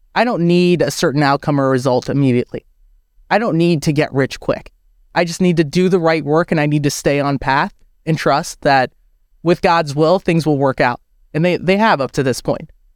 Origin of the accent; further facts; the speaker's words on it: United States; I was born and I grew up in America